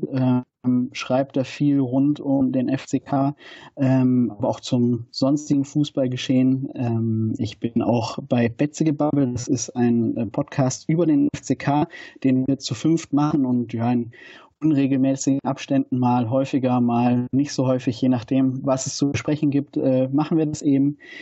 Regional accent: Winnenden, Baden-Württemberg, Germany; also born or lived in Stuttgart; now in Nuremberg, Germany; Ich bin in Stuttgart geboren, bin in Winnenden aufgewachsen

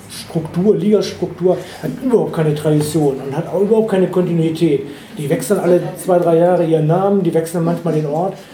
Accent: Dortmund, North Rhine-Westphalia, Germany; moved away as an adult; now in Duderstadt, Germany; ich bin in Dortmund geboren und ich bin in Dortmund groß geworden. Dann bin ich nach Göttingen gekommen

